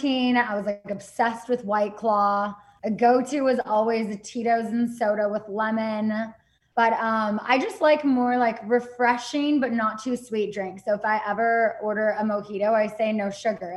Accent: Azusa, California, United States; moved away as an adult; now in San Diego, United States; I grew up in Azusa, California, and I am currently living in San Diego

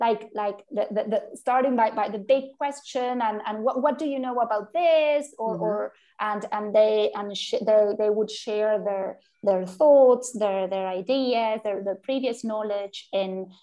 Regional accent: Argentina; we are from Argentina.

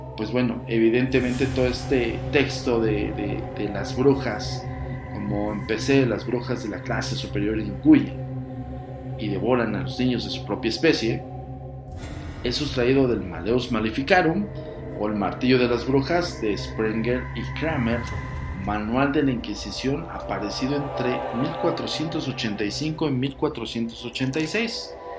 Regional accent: Mexico; si eres también mexicano

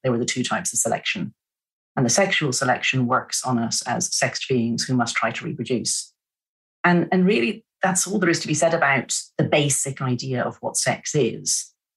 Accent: Ireland; moved away; also born or lived in São Paulo, Brazil; I'm Irish.

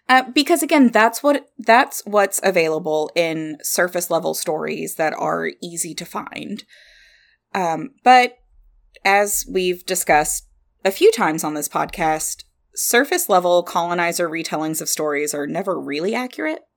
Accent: Kentucky, United States; accent: southern; we're from Kentucky.

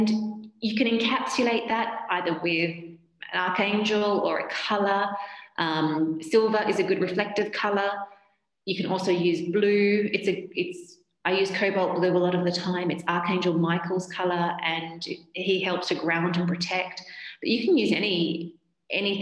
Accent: Australia; moved away as an adult; now in United Kingdom; I'm Australian and I moved to the UK as a Japanese medical translator

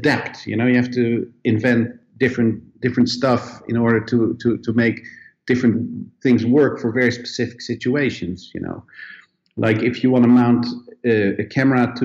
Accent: Netherlands; moved away; also born or lived in Sweden; I come originally from Holland

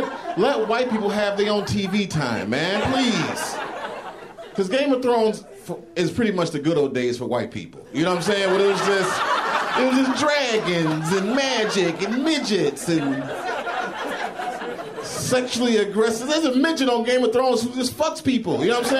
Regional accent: Chicago, Illinois, United States; from Chicago.

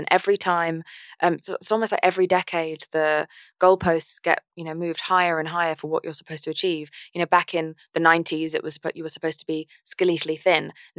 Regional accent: England, United Kingdom; I'm English.

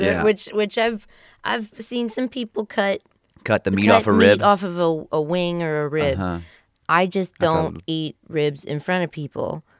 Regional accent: West Virginia, United States; Again, I'm from West Virginia. I don't have good ribs.

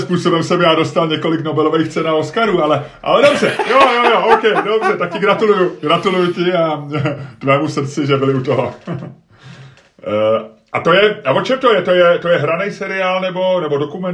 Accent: Prague, Czechia; also born or lived in Holešovice, Prague; my jsme se přestěhovali z Olešovic na sídliště, když rodiče dostali byt na sídliště, tak to bylo sice v Troji, ale bylo to de facto sídliště Bohnice

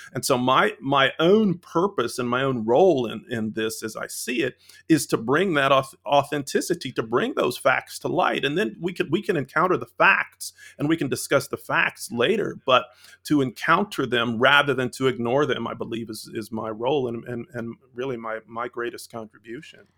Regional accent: London, Ohio, United States; moved away; I'm originally from Central Ohio, a small town named London, Ohio

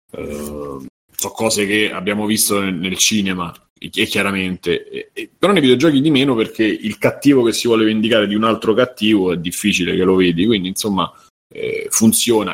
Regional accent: Rome, Lazio, Italy; da romano

